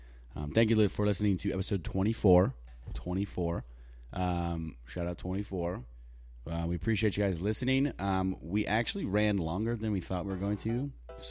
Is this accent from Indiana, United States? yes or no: yes; Indiana, United States; I told people I was from Indiana.